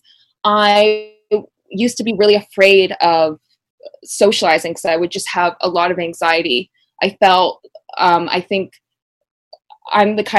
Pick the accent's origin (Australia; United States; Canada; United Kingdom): Canada; Vancouver, British Columbia; moved away as an adult; I grew up in Vancouver, which is like a walking city